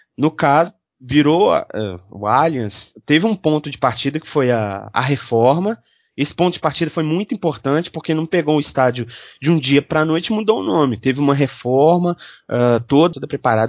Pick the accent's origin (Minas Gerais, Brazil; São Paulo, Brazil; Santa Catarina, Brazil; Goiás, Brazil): Minas Gerais, Brazil; Belo Horizonte; eu sou de Belo Horizonte